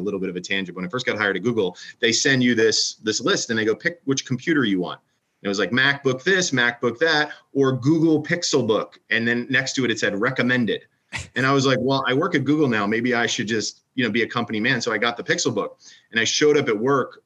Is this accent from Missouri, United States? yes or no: no; Philadelphia, Pennsylvania, United States; I grew up in Philadelphia